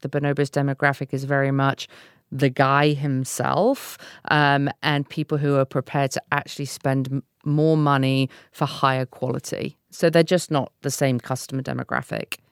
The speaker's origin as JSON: {"language": "English", "country": "United Kingdom", "moved": "yes", "lives_now": "United States", "said": "a British person living in the U S"}